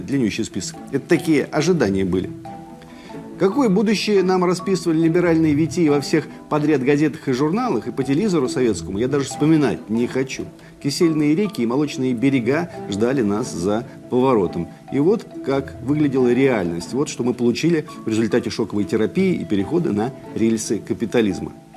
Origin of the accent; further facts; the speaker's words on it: Skopin, Ryazan Oblast, Russia; в моем родном городке Скопина Рязанской области